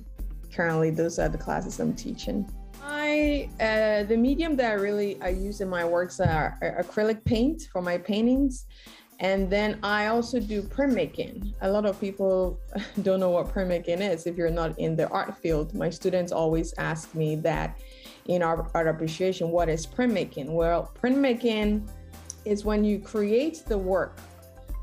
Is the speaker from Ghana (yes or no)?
yes; Ghana; moved away as an adult; also born or lived in Texas, United States; now in Houston, United States; I am originally from Ghana, West Africa, so that's where I grew up.